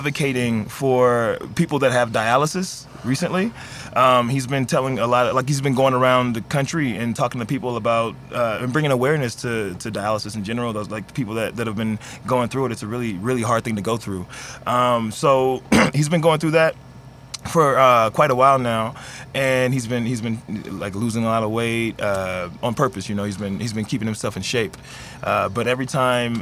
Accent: East St. Louis, Illinois, United States; now in Oregon, United States; I'm from St. Louis, but I'm from the Illinois side

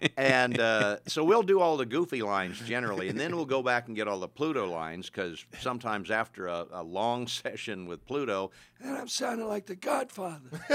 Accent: Kansas, United States; moved away as an adult; also born or lived in Bonham, Texas / Frederick, Oklahoma / Dallas, Texas; back to my hometown in, uh, Kansas.

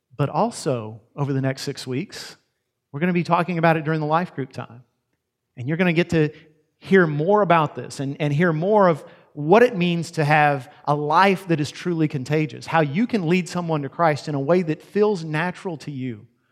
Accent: Yoakum, Texas, United States; I'm from Yoakum, Texas, which is only slightly less redneck sounding

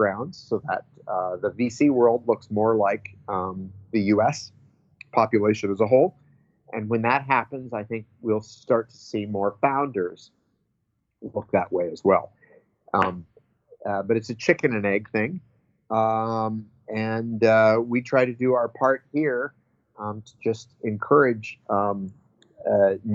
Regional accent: Nebraska, United States; now in Berkeley, United States; growing up in Nebraska in the 70s and early 80s was not necessarily easy

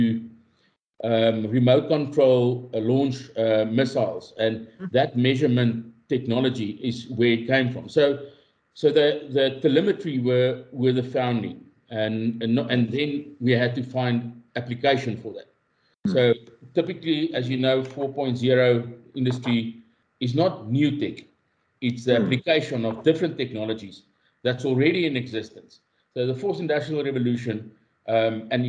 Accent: Highveld, Mpumalanga, South Africa; I'm a boy from the Highveld in Mpumalanga, South Africa. I grew up on a farm

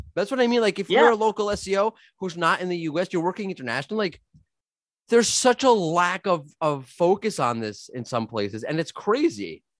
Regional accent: New York, United States; now in Jerusalem, Israel; as a New Yorker

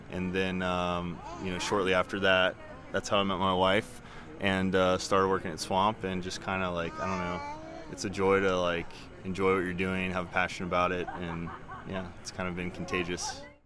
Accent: Tampa, Florida, United States; now in Greenville, United States; I grew up in Tampa, which is kind of uh, like a melting pot down there

